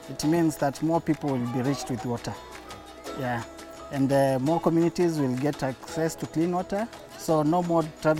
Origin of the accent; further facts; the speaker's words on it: Kenya; now in Rwanda; I'm from Kenya.